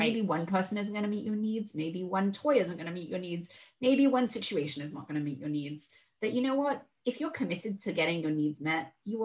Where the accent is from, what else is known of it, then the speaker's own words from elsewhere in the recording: United Kingdom; I'm British